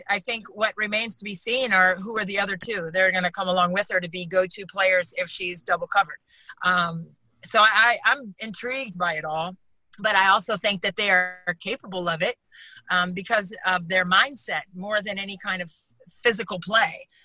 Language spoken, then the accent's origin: English; Reston, Virginia, United States; I'm from Reston, Virginia. I played at South Lakes High School